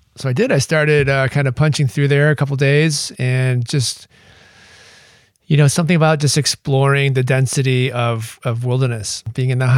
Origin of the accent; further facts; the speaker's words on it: Michigan, United States; I grew up in Michigan